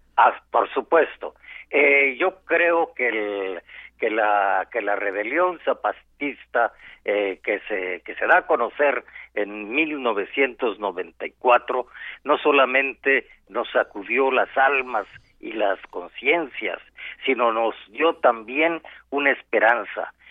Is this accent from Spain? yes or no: no; Mexico